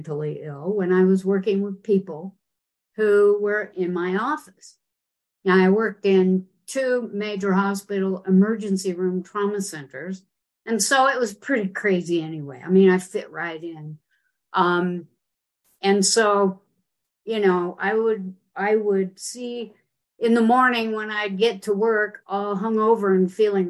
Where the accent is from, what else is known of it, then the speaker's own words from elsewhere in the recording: Utah, United States; I grew up in Utah